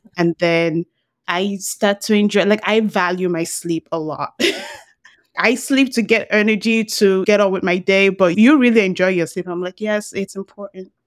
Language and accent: English; Nigeria; moved away; when I grew up in Nigeria